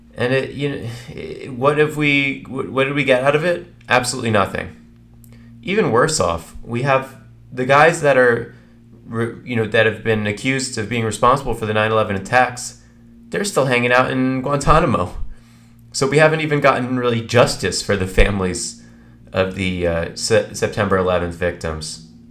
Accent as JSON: {"language": "English", "country": "United States"}